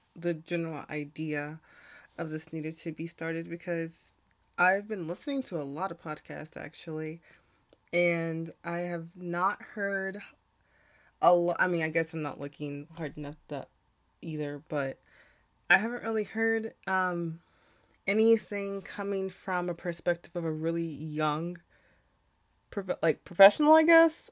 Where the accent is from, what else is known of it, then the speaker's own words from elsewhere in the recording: United States; being a young Black woman growing up in America